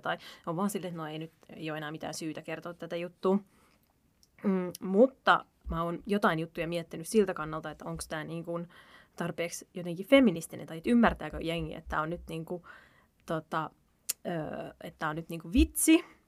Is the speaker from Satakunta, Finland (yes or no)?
no; Helsinki, Uusimaa, Finland; mä oon asunut, mä oon Pesalasta kotosin.